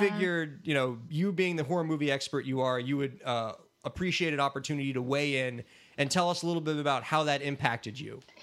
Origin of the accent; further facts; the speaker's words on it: South Florida, United States; moved away as an adult; also born or lived in New York City; I was always from South Florida. I'm a South Florida guy